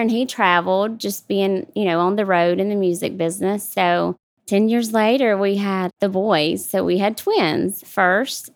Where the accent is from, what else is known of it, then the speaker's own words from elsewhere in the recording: South Georgia, United States; moved away as an adult; also born or lived in Atlanta, Georgia; here in Georgia, South Georgia. really close to Jacksonville, Florida, about forty-five minutes from the line. So, really small town